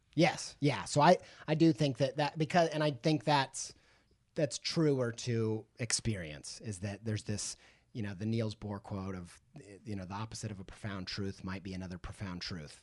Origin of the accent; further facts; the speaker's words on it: Midwest, United States; I grew up in the Midwest